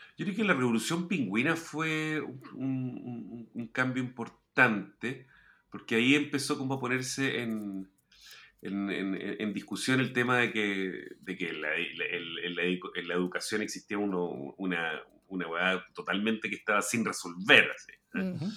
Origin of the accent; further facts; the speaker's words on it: Chile; also born or lived in La Reina, Santiago; somos chilenos